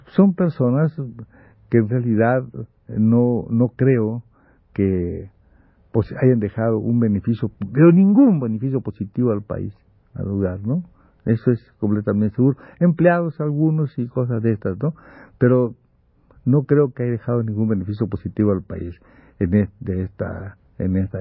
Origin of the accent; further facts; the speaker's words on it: Campeche, Mexico; moved away; estoy de vacaciones en mi pueblo